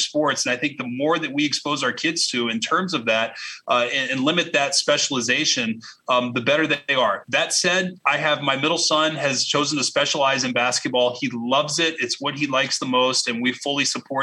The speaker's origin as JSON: {"language": "English", "town": "Arlington", "region": "Texas", "country": "United States", "tie": "born or raised there", "said": "as a kid going to old Arlington Stadium and watching my childhood heroes"}